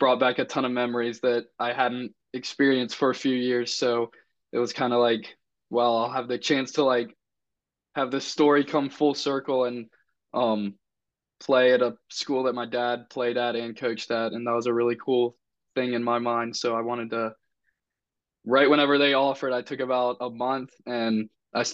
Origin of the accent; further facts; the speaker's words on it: Chapel Hill, North Carolina, United States; I was born in Chapel Hill to a dad that was coaching for UNC.